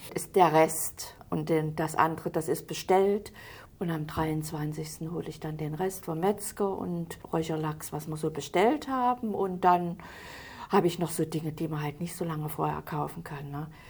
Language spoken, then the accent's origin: German; Halle, Saxony-Anhalt, Germany; moved away as an adult; also born or lived in Hesse; Ich bin geboren in Halle, im Stadtteil Trotha. Das ist eine sehr schöne Gegend gewesen.